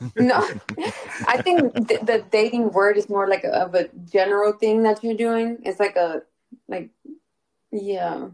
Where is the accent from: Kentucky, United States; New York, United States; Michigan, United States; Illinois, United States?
New York, United States; New York City; I'm from Castle Hill.